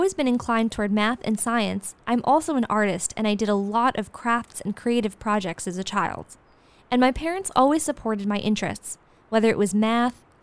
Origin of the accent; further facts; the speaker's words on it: New York City, New York, United States; I grew up in New York City